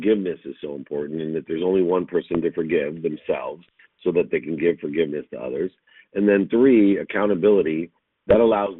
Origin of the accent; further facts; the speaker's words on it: Zionsville, Indiana, United States; I grew up in Zionsville, Indiana